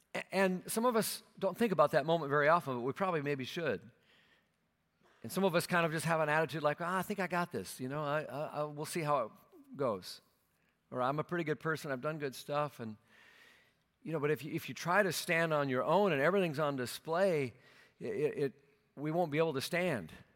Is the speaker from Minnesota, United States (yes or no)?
yes; Minnesota, United States; moved away; my hometown there in Minnesota